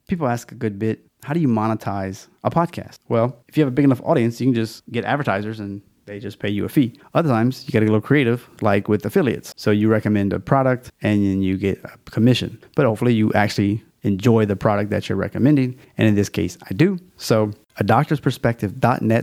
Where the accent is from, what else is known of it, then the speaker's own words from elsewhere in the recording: Louisiana, United States; We got a Louisiana theme. It's my home state, so I'm kind of fond of it